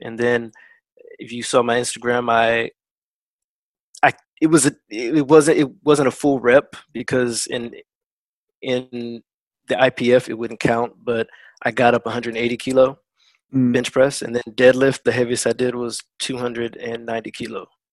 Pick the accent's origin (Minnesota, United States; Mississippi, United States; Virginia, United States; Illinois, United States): Virginia, United States; Woodbridge; moved away; I'm originally from Woodbridge, Virginia, USA